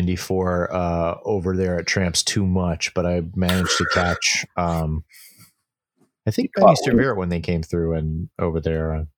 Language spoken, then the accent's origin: English; New York City, New York, United States; Brooklyn, Queens.